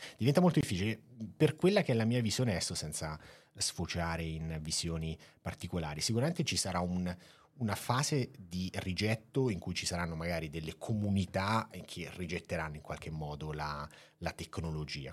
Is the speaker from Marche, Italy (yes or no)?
yes; Marche, Italy; io tendo ad esserlo un po' troppo da marchigiano